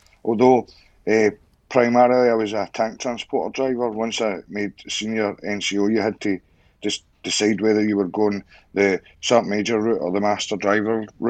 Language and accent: English; Clydebank, Scotland, United Kingdom; moved away as an adult; also born or lived in York / Cyprus; I was born and raised in Clybank, which is just across the other side of the Erskine Bridge.